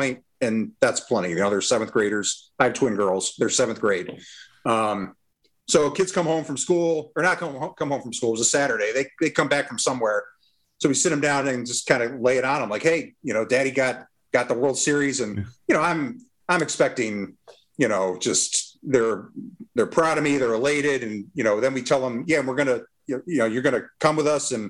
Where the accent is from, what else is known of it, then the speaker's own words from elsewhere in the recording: Massachusetts, United States; I grew up in Massachusetts, so I grew up a Sox fan